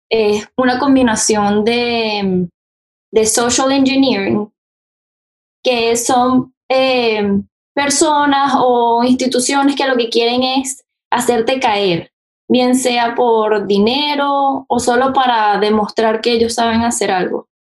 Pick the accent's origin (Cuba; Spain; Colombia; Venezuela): Venezuela; now in United States; soy venezolana, eh, bueno, llevo acá en Estados Unidos viviendo hace 11 años